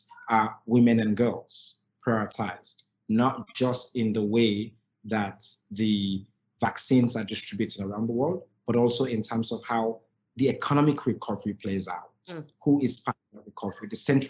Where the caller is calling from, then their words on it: Sierra Leone; So I think I'm joining you from Sierra Leone, and Purposeful is a global organization. We're based here in Sierra Leone